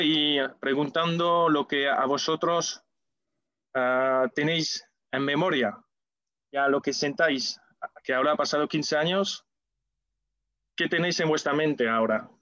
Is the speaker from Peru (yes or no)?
no; France; Spanish is a second language; now in Seville, Spain; Como ves por mi acento, no soy de aquí. O sí, porque me siento sevillista, y también sevillano, nacido en Francia